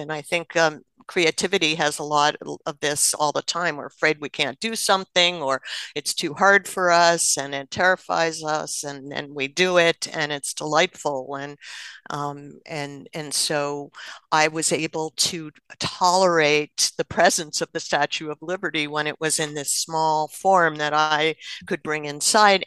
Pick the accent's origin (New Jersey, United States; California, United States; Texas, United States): New Jersey, United States; I grew up in New Jersey, and my father worked in New York City.